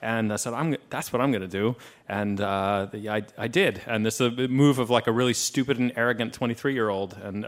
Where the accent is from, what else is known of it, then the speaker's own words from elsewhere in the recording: Austin, Texas, United States; I'm from Austin, Texas.